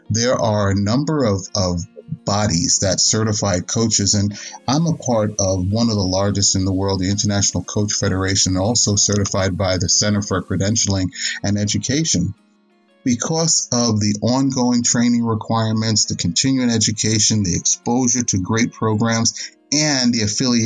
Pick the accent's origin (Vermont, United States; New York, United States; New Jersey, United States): New York, United States; New York City; now in Dallas-Fort Worth, United States; Originally, I'm from New York City. I grew up in the city, and my wife and I currently live in the DFW, Dallas-Fort Worth area.